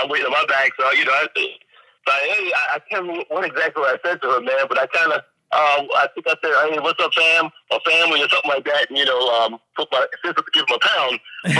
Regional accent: New York City, New York, United States; also born or lived in London; although I was born in London, I grew up in Brooklyn.

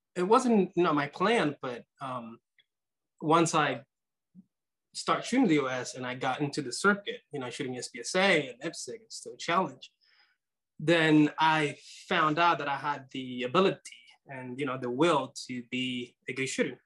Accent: Nicaragua; now in United States; I was born in Nicaragua

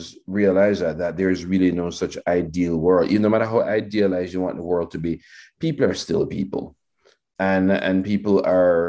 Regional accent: Jamaica; growing up in Jamaica in the 70s and 80s

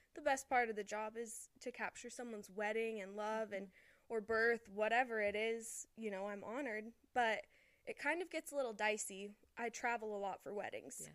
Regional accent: Las Vegas, Nevada, United States; moved away as an adult; now in Utah, United States; me and Dylan are we're both from Las Vegas

